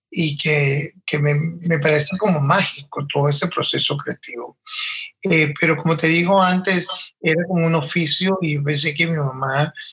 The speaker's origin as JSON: {"language": "Spanish", "town": "Valera", "region": "Trujillo", "country": "Venezuela", "tie": "born or raised there", "said": "Yo soy de Venezuela, de un pueblo en los Andes, Trujillo, específicamente Valera, un pueblo en, el, en la cordillera de los Andes, más pegado a Colombia que, que al otro lado, pues. Y mm, viví en Valera por muchos años, hasta los 17."}